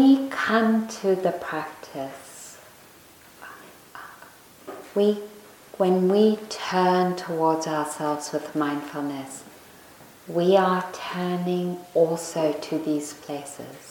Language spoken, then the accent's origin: English; South Africa; moved away; the school I went to when I was growing up in South Africa